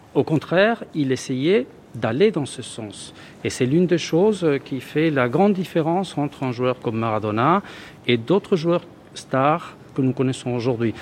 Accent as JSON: {"language": "French", "region": "Río de la Plata", "country": "Argentina", "moved": "yes", "said": "je viens de l'Argentine, du Rio de la Plata, comme on dit"}